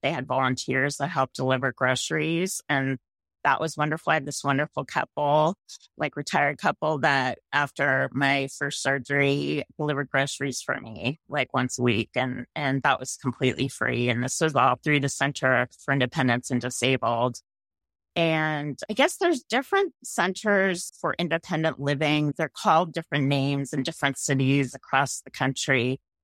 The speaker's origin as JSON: {"language": "English", "town": "San Mateo", "region": "California", "country": "United States", "tie": "born or raised there", "also_born_or_lived": "San Francisco / Marin County", "said": "I grew up in San Mateo"}